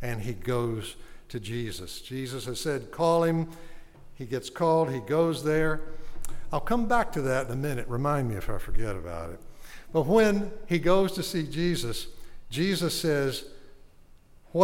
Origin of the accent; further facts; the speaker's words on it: Arcadia, Louisiana, United States; Bienville Parish, which is where I'm from. I'm from Arcadia